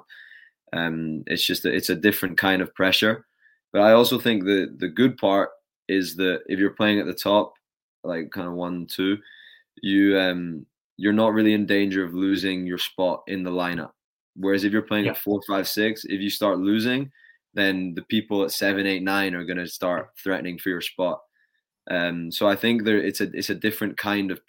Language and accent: English; United Kingdom; moved away as an adult; now in United States; as a British tennis player